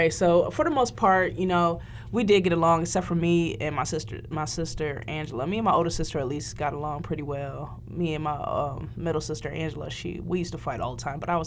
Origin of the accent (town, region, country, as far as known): Lorain, Ohio, United States; born or raised there